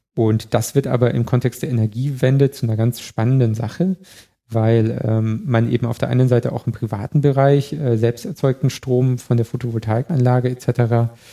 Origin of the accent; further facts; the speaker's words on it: Chiemgau, Bavaria, Germany; now in Berlin, Germany; ich komme aus dem Chiemgau, wenn ich zum nächsten See gefahren bin, bin ich über drei Hügel gefahren